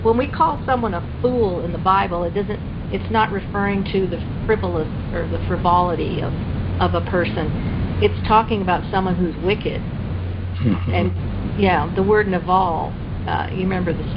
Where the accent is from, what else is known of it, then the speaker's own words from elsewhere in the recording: Canada; now in United States; I grew up in Canada